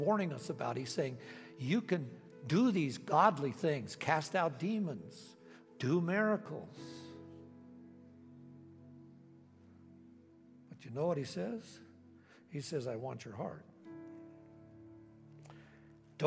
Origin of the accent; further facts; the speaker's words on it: United States; I grew up here in America